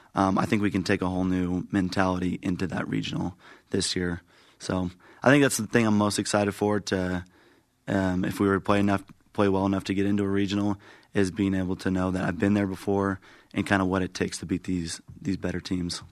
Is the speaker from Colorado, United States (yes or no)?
no; Mesa, Arizona, United States; also born or lived in Santiago, Chile; I'm from Mesa, Arizona, and I play outfield